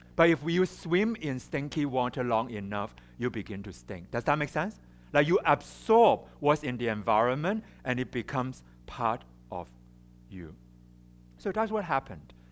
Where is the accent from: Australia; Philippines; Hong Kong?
Hong Kong; English is a second language; also born or lived in China; I was born in China, and and I and I grew up in Hong Kong. I mean, I, I my family moved to Hong Kong when I was three years old